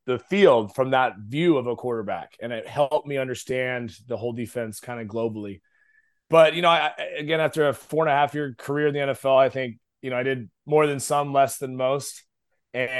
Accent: Eugene, Oregon, United States; moved away as an adult; also born or lived in Moscow, Idaho; now in Dallas, United States; a skinny pencil neck kid growing up in Oregon

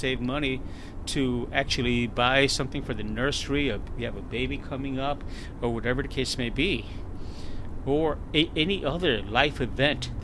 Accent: Chicago, Illinois, United States; moved away as an adult; now in San Antonio, United States; the beautiful, lovely city of Chicago, which I was born and raised

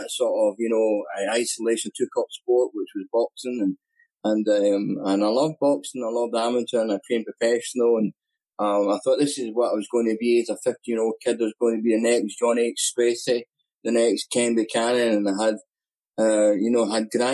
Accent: Scotland, United Kingdom; accent: Scottish; also born or lived in Glasgow, Scotland; my Scottish accent

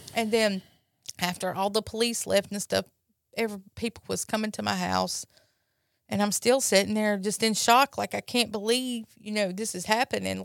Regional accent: Brandon, Mississippi, United States; from Brandon, Mississippi.

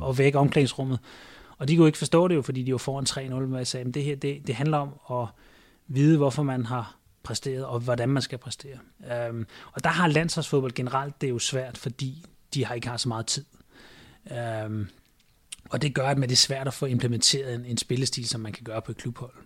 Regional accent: Denmark; moved away as an adult; now in China; jeg er fra Danmark

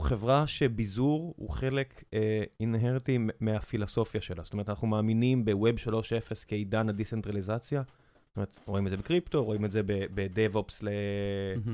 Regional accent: Beersheba, Southern District, Israel; moved away; also born or lived in Tel Aviv; כילד באר שבעי, ואז כשעברנו לתל אביב

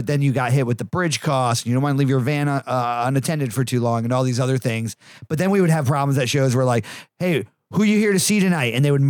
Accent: Connecticut, United States; also born or lived in Massachusetts; now in Texas, United States; I'm originally from Connecticut and then Massachusetts, and we would home base in Connecticut

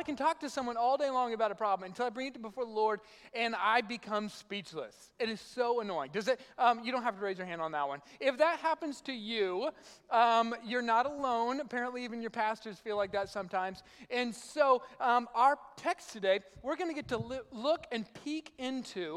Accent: South Arkansas, United States; moved away; I'm from South Arkansas

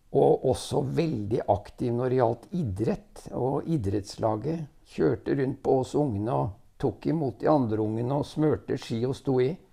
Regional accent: Rygge, Østfold, Norway; also born or lived in Nesbyen, Hallingdal / Jeløya, Moss; vokste jeg opp først på Larkollen, og så i Rygge, og så i Råde

